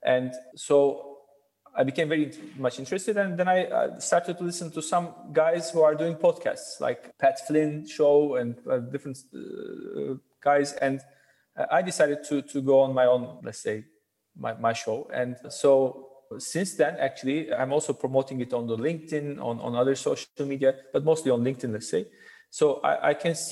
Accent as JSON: {"language": "English", "region": "Ankara", "country": "Turkey", "tie": "born or raised there", "also_born_or_lived": "Izmir", "lives_now": "Istanbul, Turkey", "said": "I was born in Ankara"}